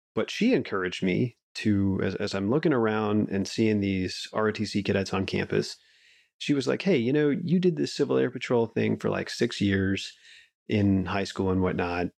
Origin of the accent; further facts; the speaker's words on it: Colorado Springs, Colorado, United States; also born or lived in Wyoming; I grew up in Colorado. I'm a, a mountain kid at heart